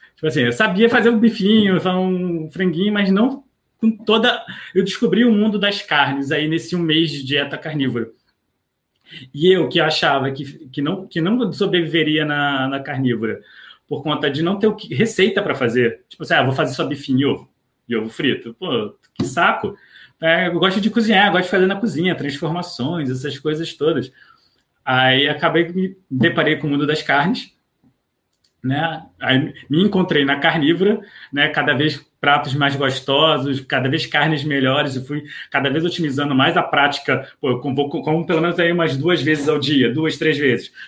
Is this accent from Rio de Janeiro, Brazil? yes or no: yes; Rio de Janeiro, Brazil; also born or lived in Niterói; eu sou do Rio de Janeiro, é, eu moro especificamente em Niterói